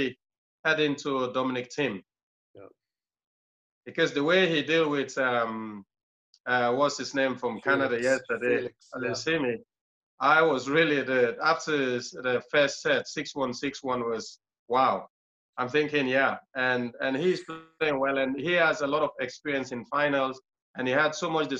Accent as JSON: {"language": "English", "town": "Freetown", "region": "Western Area", "country": "Sierra Leone", "tie": "born or raised there", "moved": "yes", "said": "I was born in a place called Tembe Town, which Tembe Town is one of the worst slum in the capital city, is in Freetown."}